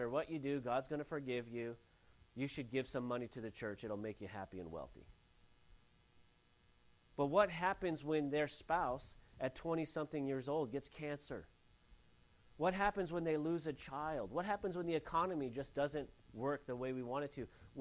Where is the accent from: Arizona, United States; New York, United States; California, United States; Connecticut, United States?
California, United States; Santa Ynez Valley; I grew up in the San Ynez Valley area